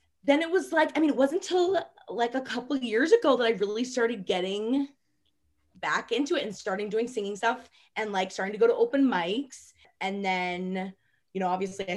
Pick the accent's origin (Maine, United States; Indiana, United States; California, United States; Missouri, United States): Maine, United States; I was from Maine originally